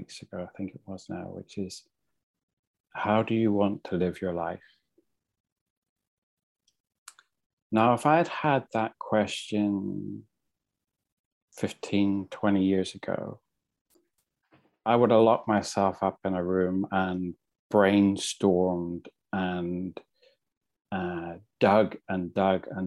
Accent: Ireland; now in London, United Kingdom; I'm from Ireland originally. I'm married with three children and live in London

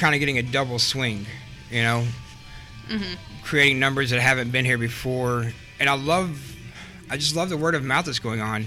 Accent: Manchester, Kentucky, United States; I'm originally from Southeast Kentucky

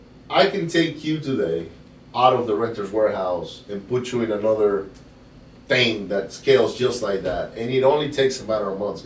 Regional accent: Venezuela; Oh, yeah. Yeah, it happens. I grew up in Venezuela.

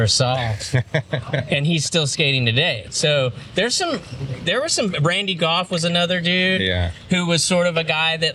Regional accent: Corpus Christi, Texas, United States; also born or lived in Oklahoma City; now in Austin, United States; I'm from Corpus

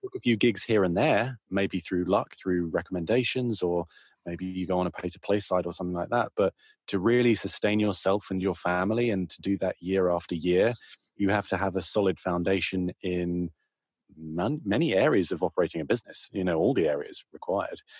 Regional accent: United Kingdom; moved away as an adult; now in United States; I'm a Brit

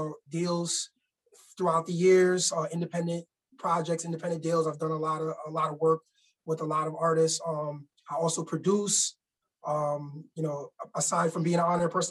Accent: New York City, New York, United States; also born or lived in Bronx, New York; now in Albany, United States; I'm from Harlem, New York, originally. I grew up in Harlem, moved to the BX, and then eventually I found myself in Albany, New York

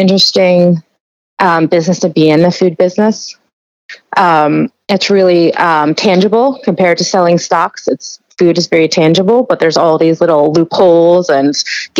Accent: New York, United States; I'm from New York

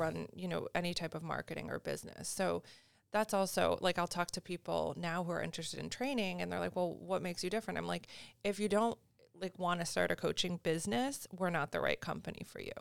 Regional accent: Syracuse, New York, United States; moved away; I'm originally from Syracuse, New York, so upstate New York

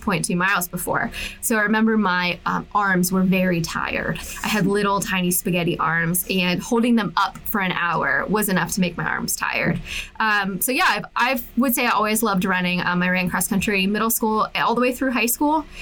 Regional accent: Pittsburgh, Pennsylvania, United States; moved away as an adult; also born or lived in Atlanta; now in Cleveland, United States; I'm originally from Pittsburgh, Pennsylvania. I grew up there

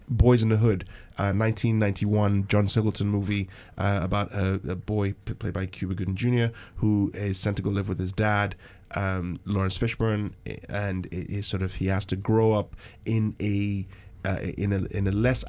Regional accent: Nigeria; moved away; growing up back in Nigeria

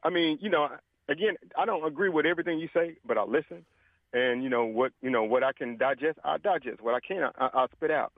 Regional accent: Jackson, Mississippi, United States; now in Pearl, United States; I grew up in Jackson. I don't I no longer live in Jackson

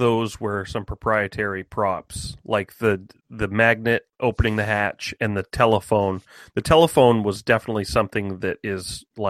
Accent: United States; we're American.

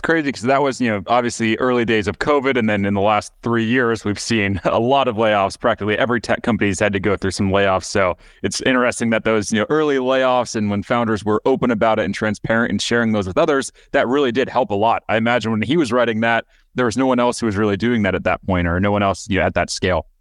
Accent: United States; moved away; also born or lived in Michigan / Wisconsin; when I was growing up, I lived in Michigan, I lived in Wisconsin

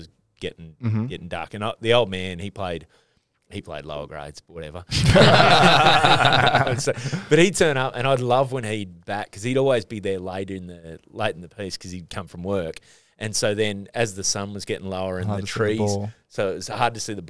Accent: Newcastle, New South Wales, Australia; now in Sydney, Australia; part of me says I'm from Newey

